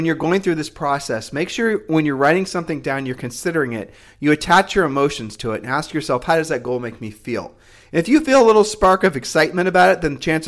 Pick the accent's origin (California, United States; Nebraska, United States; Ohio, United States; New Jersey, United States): Ohio, United States; We're from Ohio, so... I mean, you know, God bless Ohioans because we are ultimately Ohioans, you know, because that's where we're from.